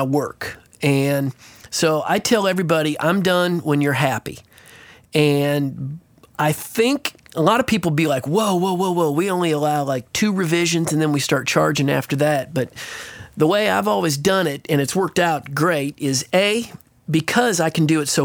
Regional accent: Nebraska, United States; moved away; I'm from Nebraska originally

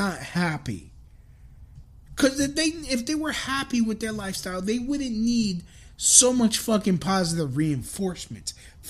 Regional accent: East New York, New York, United States; also born or lived in Englewood, New Jersey; No, I was brought up in East New York.

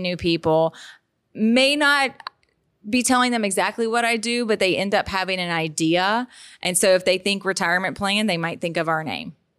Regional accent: Baton Rouge, Louisiana, United States; I've been born and raised in Baton Rouge

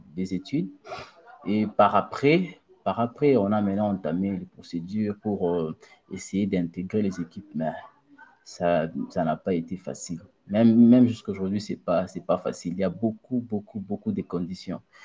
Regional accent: Mbuji-Mayi, Kasai-Oriental, DR Congo; moved away as an adult; also born or lived in Kinshasa; now in Tunisia; je suis né à Mbujimaï, j'ai grandi à Mbujimaï et j'avais déménagé de Mbujimaï à Kinshasa en 2014

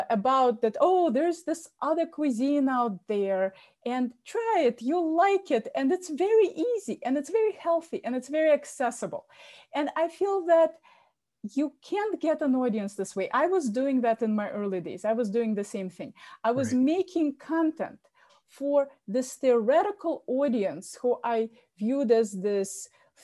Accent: Moscow, Russia; now in Boston, United States; I was born in Moscow

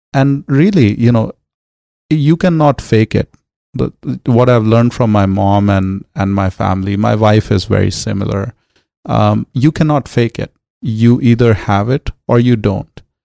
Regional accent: New Delhi, Delhi, India; moved away as an adult; now in Los Angeles, United States; growing up in New Delhi.

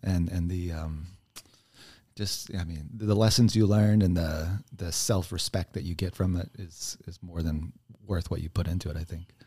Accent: Texas, United States; moved away; also born or lived in New Mexico; I'm from Texas originally

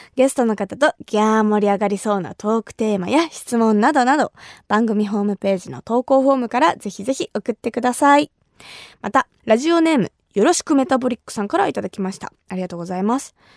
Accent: Kumamoto, Japan; 私が生まれ育った熊本

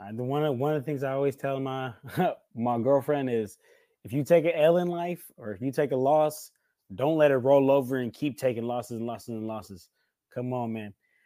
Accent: Bay Area, California, United States; I grew up in the Bay Area.

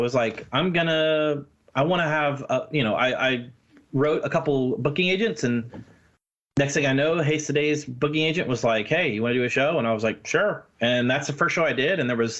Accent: Tampa, Florida, United States; born there; also born or lived in Missouri / Maryland / Jacksonville; I was born in Tampa. My dad was a pastor, so we moved around a lot. I lived in Missouri. I lived in Maryland.

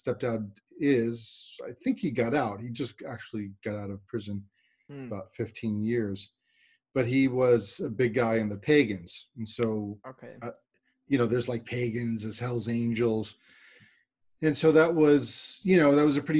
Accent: New York, United States; I'm from New York

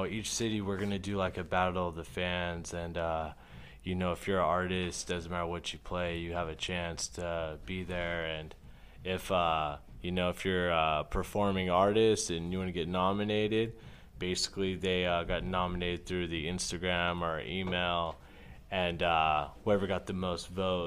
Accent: Las Vegas, Nevada, United States; I'm born and raised in Vegas.

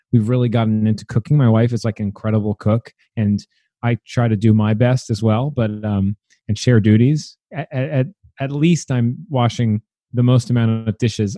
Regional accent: New York City, New York, United States; moved away as an adult; also born or lived in Williamsburg, Brooklyn; now in Brooklyn, United States; I'm from Staten Island. My parents live there still

